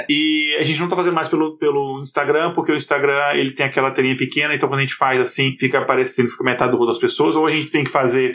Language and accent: Portuguese; Brazil; now in United States; mas no Brasil especificamente, que eu me lembro, né, que onde eu cresci